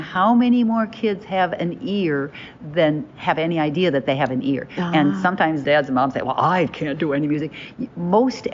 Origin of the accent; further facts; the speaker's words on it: Nicollet, Minnesota, United States; I grew up in Nicollet, little town of Nicollet.